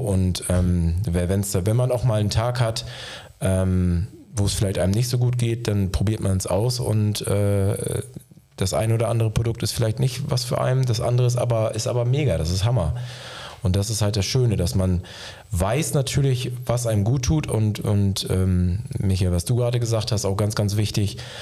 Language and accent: German; Osnabrück, Lower Saxony, Germany; bin gebürtiger Niedersachse, wie du auch, äh, komme aus der Gegend äh, aus Osnabrück